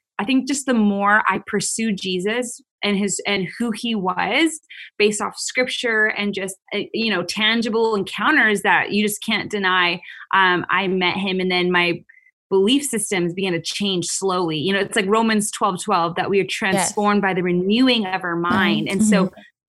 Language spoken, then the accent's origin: English; Canada; now in United States; I am originally from Canada. So I'm not actually, I live in the US, but I'm not an American citizen